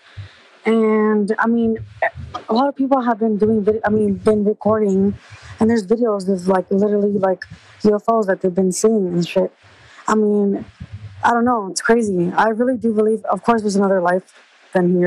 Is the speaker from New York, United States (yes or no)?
no; Los Angeles, California, United States; I'm from California, Los Angeles